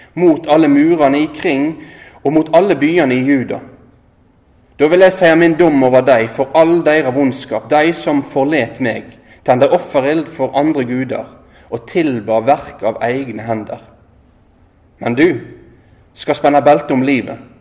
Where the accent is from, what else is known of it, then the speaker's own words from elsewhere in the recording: Øygarden, Vestland, Norway; moved away as an adult; also born or lived in Oslo / Tromsø; Jeg er født og oppvoksen i Øygarden utafor Bergen her